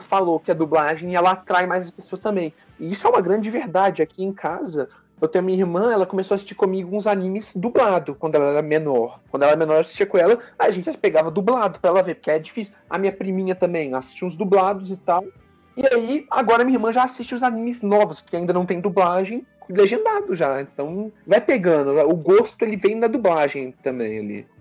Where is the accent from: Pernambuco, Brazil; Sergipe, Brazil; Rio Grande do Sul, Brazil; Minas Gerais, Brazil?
Minas Gerais, Brazil; eu sou de Minas